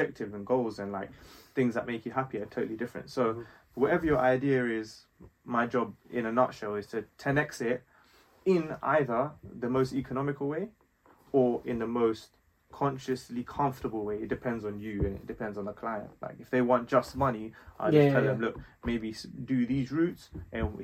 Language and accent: English; London, United Kingdom; also born or lived in Nepal; grew up in West London